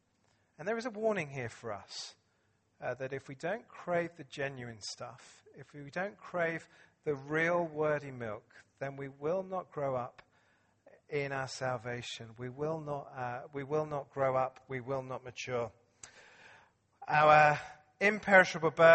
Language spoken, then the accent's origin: English; England, United Kingdom; I'm English